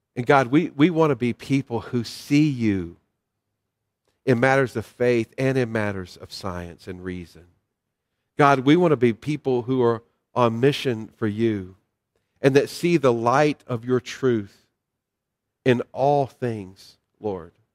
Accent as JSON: {"language": "English", "region": "North Carolina", "country": "United States", "tie": "born or raised there", "said": "the little church I grew up in in North Carolina"}